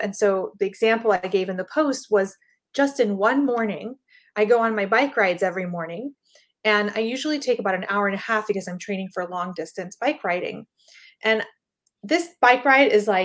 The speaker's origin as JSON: {"language": "English", "country": "Panama", "said": "I'm from Panama"}